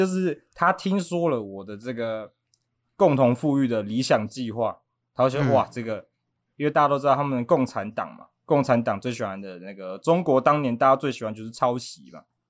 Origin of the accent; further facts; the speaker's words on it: Taiwan; 我是台湾人嘛。